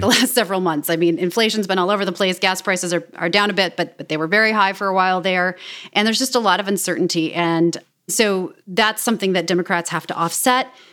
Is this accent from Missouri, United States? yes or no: yes; Kansas City, Missouri, United States; moved away; I grew up in Kansas City, Missouri